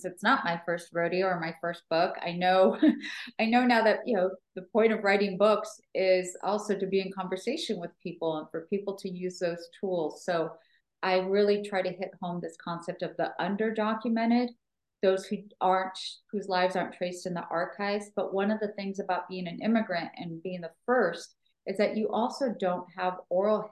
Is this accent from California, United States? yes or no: yes; Los Angeles, California, United States; growing up in Echo Park